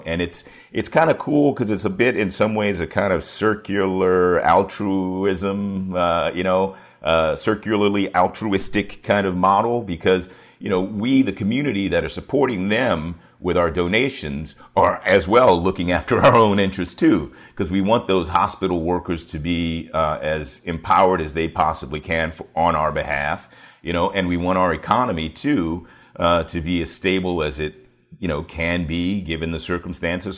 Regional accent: Washington, District of Columbia, United States; also born or lived in York County, Virginia; I grew up in Washington, D C

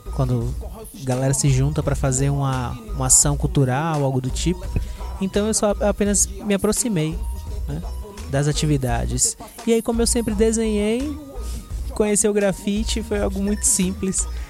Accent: Salvador, Bahia, Brazil; Eu sou de Salvador, Bahia, Brasil.

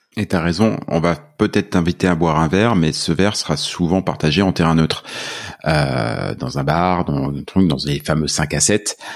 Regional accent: France; accent: French; now in Canada; mon accent français

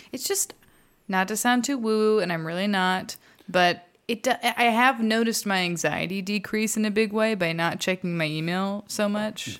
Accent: Texas, United States; I'm from Texas

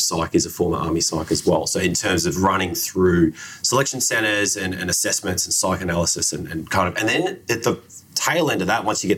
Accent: Australia; I'm Australian

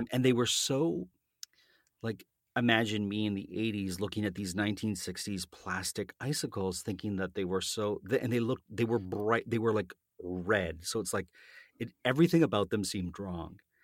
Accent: Canada; accent: Canadian; my Canadian accent

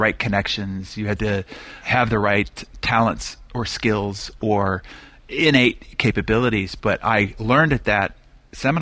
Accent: Albuquerque, New Mexico, United States; When I was born, my dad was only 23 years of age. And he had just moved from the San Francisco Bay Area, where his whole family network was, to what seemed like the middle of nowhere, Albuquerque, New Mexico

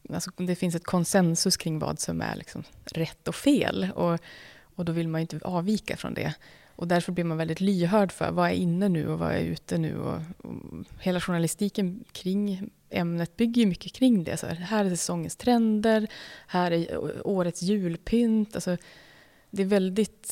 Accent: Umeå, Västerbotten County, Sweden; den stan där jag växte upp i, i Umeå

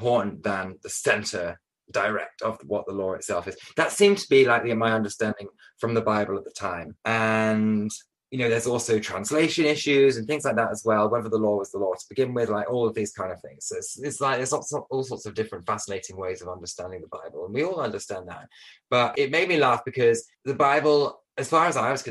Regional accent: Buxton, East Midlands, United Kingdom; moved away; I went back to Buxton, to my hometown

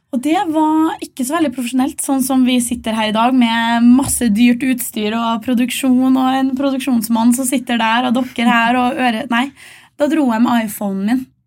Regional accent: Malvik, Trøndelag, Norway; fra Malvik utenfor Trondheim

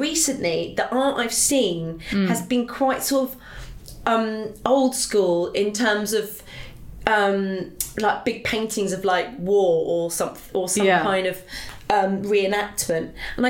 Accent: Somerset, South West England, United Kingdom; I grew up in Somerset, and we'd go to Bath for special occasions

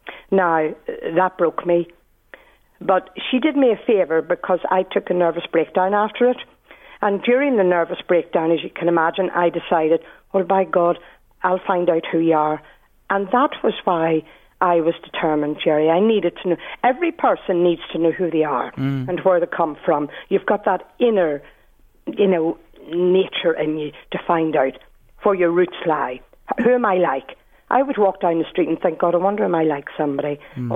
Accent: Belfast, Northern Ireland, United Kingdom; accent: Belfast; So I grew up in Nazareth House in Belfast, never knowing who I was.

